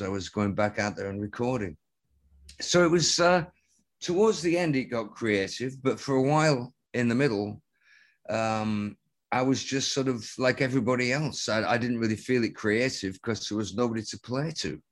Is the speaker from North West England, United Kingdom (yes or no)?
yes; Lancaster, North West England, United Kingdom; at the highest point in Lancaster, my hometown.